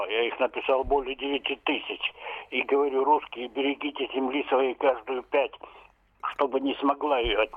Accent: Rostov, Yaroslavl Oblast, Russia; И, из Ростова.

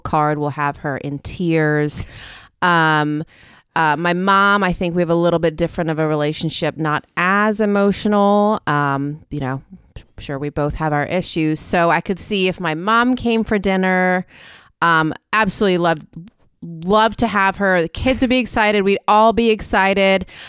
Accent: South Africa; moved away; I grew up in South Africa

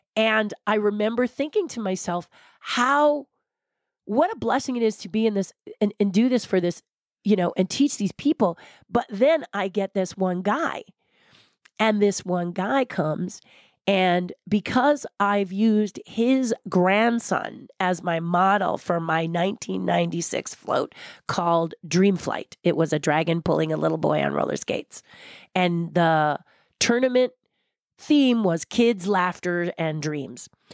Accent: California, United States; I love being a Californian

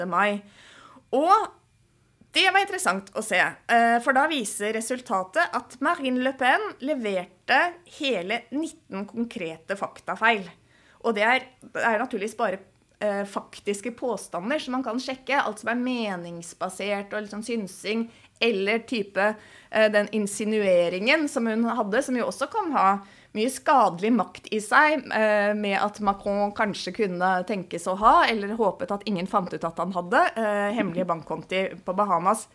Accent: Norway

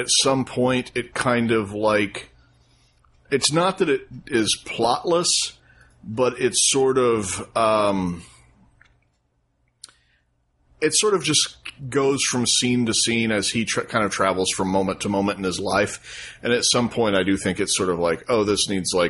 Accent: United States; as an American and not an Italian

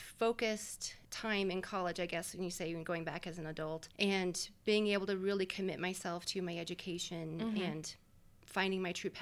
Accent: Denver, Colorado, United States; I grew up here on the Front Range in Denver

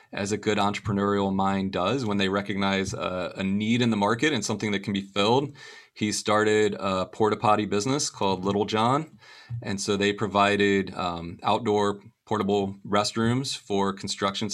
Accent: Venice, Florida, United States; I was born and raised in Venice, Florida

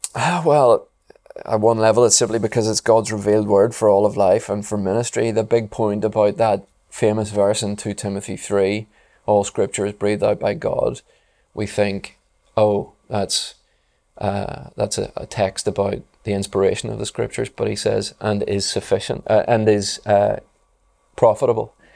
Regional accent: Belfast, Northern Ireland, United Kingdom; I grew up in Belfast

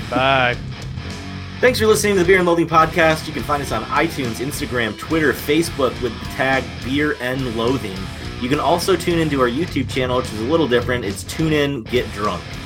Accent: Michigan, United States; I'm a Michigander

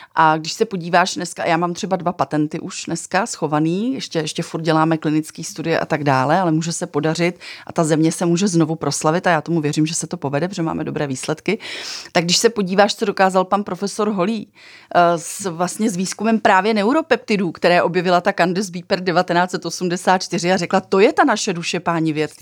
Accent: Czechia

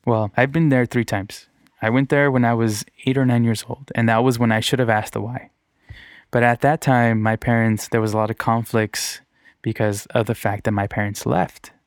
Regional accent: Redondo Beach, California, United States; also born or lived in Torrance / Downey; I grew up in Redondo Beach and then Torrance

